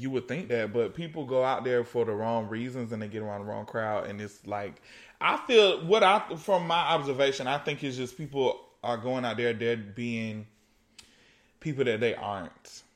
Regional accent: East Coast, United States; I was born on the East Coast

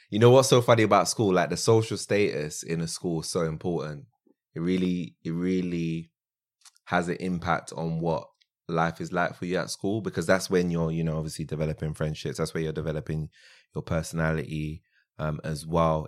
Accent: London, United Kingdom; also born or lived in France; I was born in France and, um, yeah, I pretty much grew up in South London.

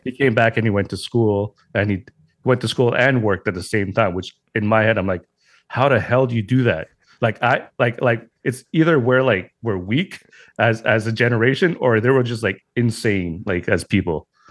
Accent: Montreal, Quebec, Canada; I'm from Montreal, Canada

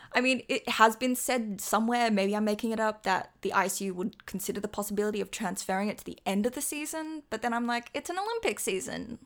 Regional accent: Australia; as an Australian

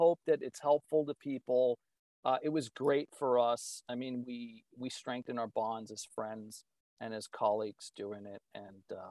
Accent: East Coast, United States; moved away as an adult; now in Midwest, United States; I grew up on the East Coast, but now I live in the Midwest. I've been here for 25 years

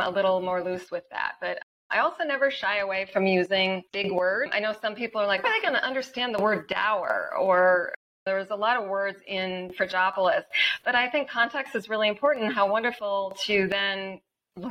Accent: Wisconsin, United States; I am from Wisconsin, so I have that Midwestern value of not wasting any precious resources.

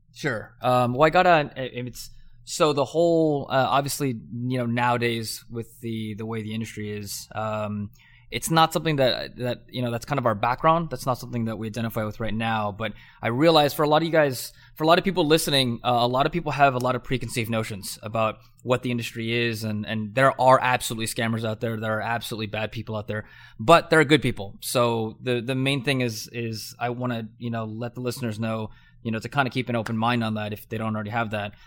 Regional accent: Southern California, United States; I grew up in Southern California

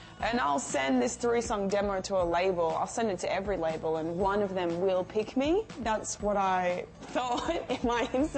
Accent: Mullumbimby, New South Wales, Australia; I grew up in Australia in a place called Mullumbimby, and it's a small.

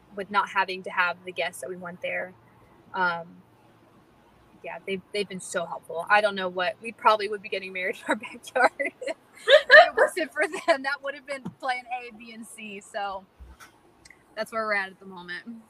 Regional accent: North Carolina, United States; born or raised there; also born or lived in Florida

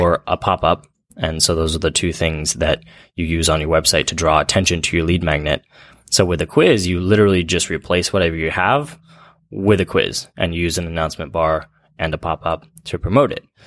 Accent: Central Valley, California, United States; I grew up in the Central Valley

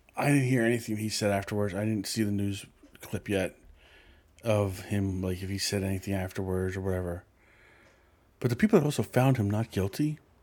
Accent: Philadelphia, Pennsylvania, United States; I grew up in Philadelphia

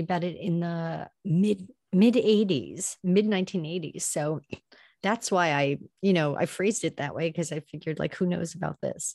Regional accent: Long Island, New York, United States; now in New York City, United States; I grew up on Long Island. I'm in the city now

